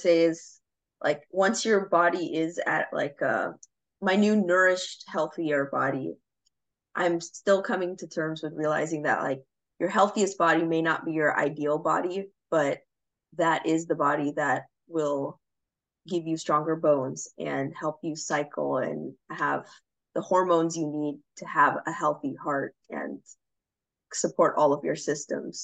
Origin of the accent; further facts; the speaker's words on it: Long Beach, California, United States; now in Los Alamitos, United States; I'm from Long Beach, California, but right now I'm living in Los Alamitos